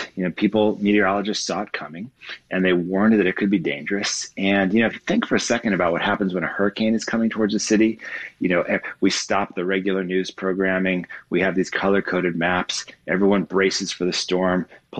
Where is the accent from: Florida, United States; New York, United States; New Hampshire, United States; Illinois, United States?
Illinois, United States; Chicago; I'm from Chicago. I grew up in the city.